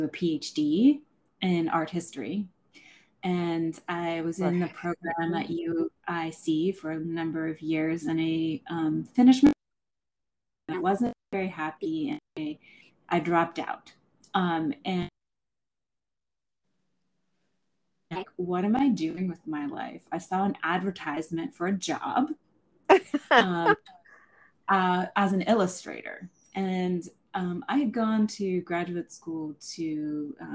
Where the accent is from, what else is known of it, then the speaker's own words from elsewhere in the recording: Somerset County, Pennsylvania, United States; now in Chicago, United States; I grew up in Pennsylvania